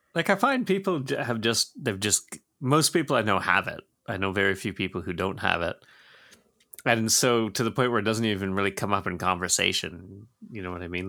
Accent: Georgetown, Ontario, Canada; growing up in Georgetown

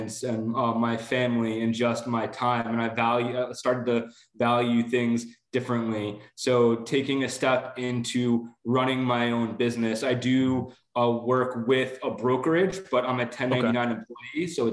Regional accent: Long Island, New York, United States; also born or lived in Bronx; now in Rockland County, United States; I grew up on Long Island

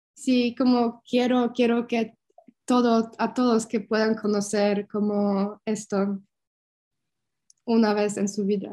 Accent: Poland; Spanish is a second language; moved away as an adult; also born or lived in Germany; regresar a, Polonia para estar cerca de mi familia

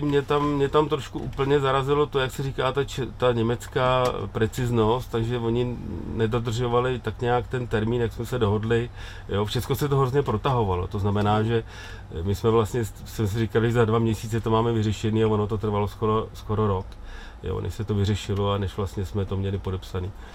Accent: Czechia; U nás v Čechách

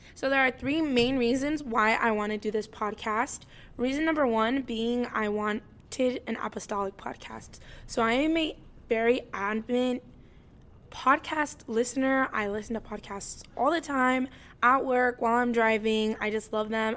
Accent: Indiana, United States; also born or lived in California; I was born in California, but I was raised here in Indiana

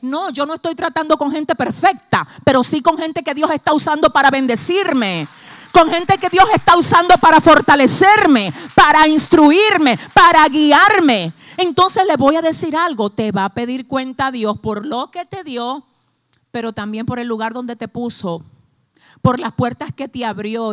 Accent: Dominican Republic; somos dominicanos

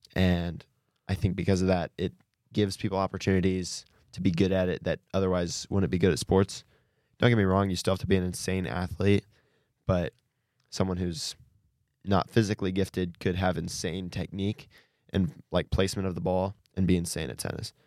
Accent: Bluffton, Indiana, United States; I'm from Bluffton, Indiana.

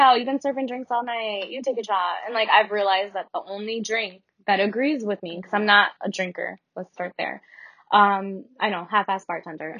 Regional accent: Milford, Connecticut, United States; also born or lived in Stratford, Connecticut; I grew up in Milford, and I moved to Stratford my sophomore year.

